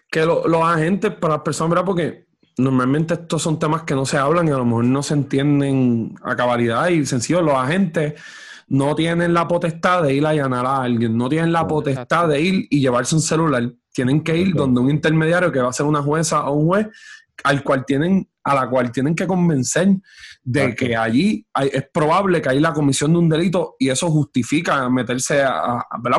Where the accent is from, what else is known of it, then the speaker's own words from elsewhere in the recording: Orocovis, Puerto Rico; y, yo estoy en Orocovi